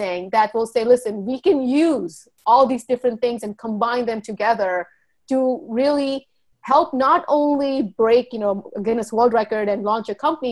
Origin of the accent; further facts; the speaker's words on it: Charlotte Amalie, U.S. Virgin Islands; also born or lived in India; now in New Jersey, United States; I was born in India and I grew up in St. Thomas, the U.S. Virgin Islands